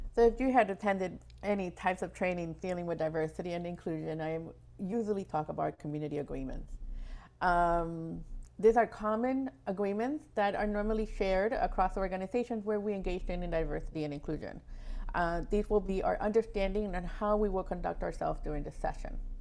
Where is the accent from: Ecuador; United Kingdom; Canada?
Ecuador; now in West Palm Beach, United States; I am originally from Ecuador